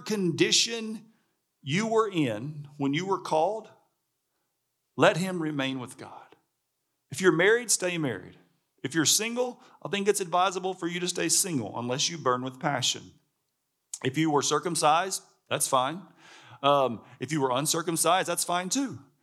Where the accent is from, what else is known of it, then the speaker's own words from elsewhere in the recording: Alabama, United States; I'm from Alabama. Like, I grew up on, you know, fried chicken and hamburgers and barbecue